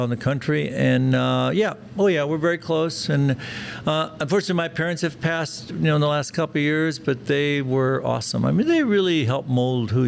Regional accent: Zeeland, North Dakota, United States; English is a second language; now in Dallas, United States; I grew up in a small little village in North Dakota called Zeeland. It's a German-Russian community. I didn't speak English till I was six

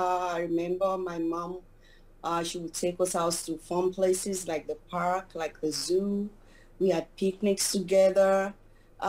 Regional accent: Nigeria; moved away as an adult; also born or lived in Maryland, United States; now in Washington, DC, United States; I was born in Nigeria. I came to the United States about 13 years ago, a little over 13 years ago. And I started off as a teacher in Nigeria

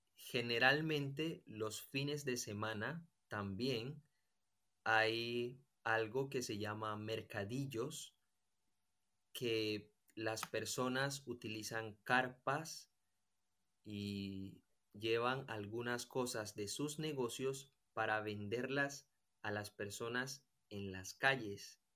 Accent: Colombia; moved away as an adult; now in Spain; soy de Colombia y tengo 28 años. Estoy viviendo aquí en España

